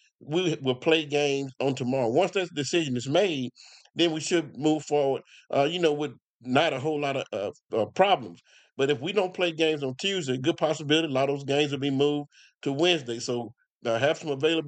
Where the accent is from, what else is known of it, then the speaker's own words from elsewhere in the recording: Como, United States; I'm from Como, country boy, grew up in the country